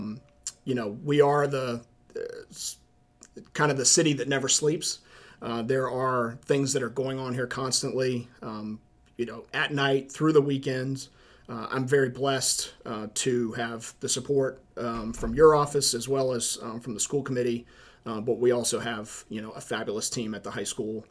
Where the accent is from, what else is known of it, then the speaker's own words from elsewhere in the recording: Charleston, South Carolina, United States; moved away as an adult; now in Attleboro, United States; I'm not a native New Englander. I'm originally from Charleston, South Carolina.